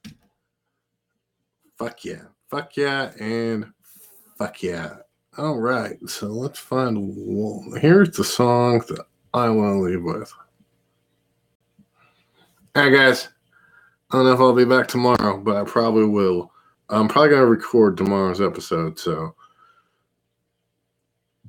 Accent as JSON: {"language": "English", "town": "Turlock", "region": "California", "country": "United States", "tie": "born or raised there", "moved": "yes", "lives_now": "Bristol, United States"}